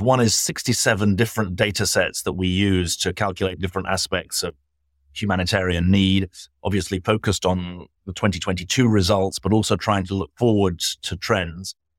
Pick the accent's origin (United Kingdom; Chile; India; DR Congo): United Kingdom; now in United States; as a Brit living in America